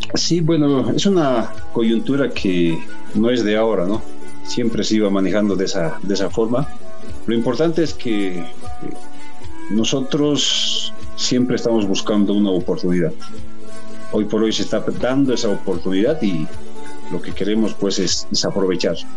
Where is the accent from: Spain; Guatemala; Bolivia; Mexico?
Bolivia; nosotros como bolivianos